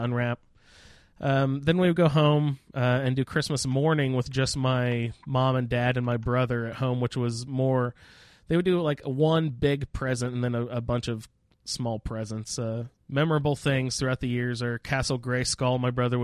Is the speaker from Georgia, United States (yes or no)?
no; Winchester, Indiana, United States; where I grew up in Winchester